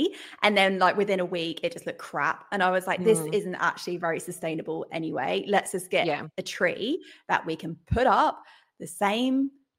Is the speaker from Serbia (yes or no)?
no; England, United Kingdom; Well, I'm from England, and I lived in a little village, and everyone would go to the village pub, and then maybe midnight mass.